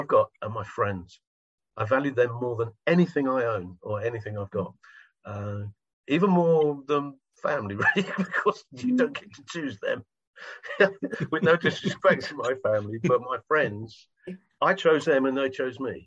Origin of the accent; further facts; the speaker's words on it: United Kingdom; I'm from Britain